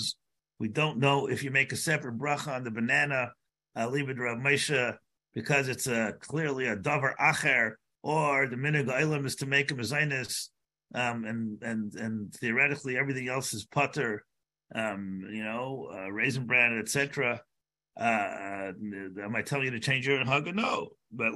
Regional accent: United States; I'm an American

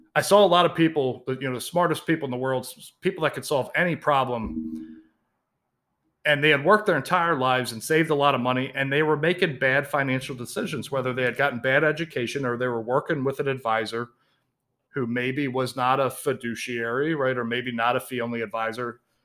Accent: Baltimore, Maryland, United States; I was raised in Baltimore, Maryland.

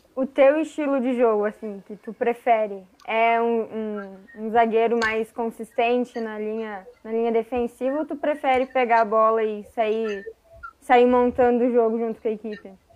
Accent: Caxias do Sul, Rio Grande do Sul, Brazil; eu sou gringa, nascida e criada em Caxias

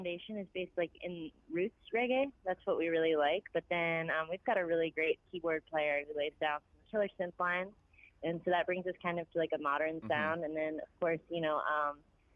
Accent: Delray Beach, Florida, United States; I was born and raised in Delray Beach, Florida

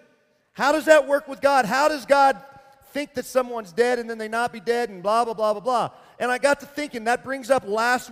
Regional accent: Arkansas, United States; moved away; I'm from Arkansas originally

